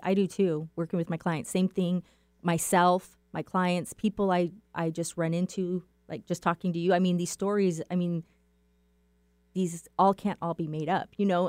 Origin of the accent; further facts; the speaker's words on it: Safford, Arizona, United States; I am from Safford, Arizona, and that is about three hours east of Phoenix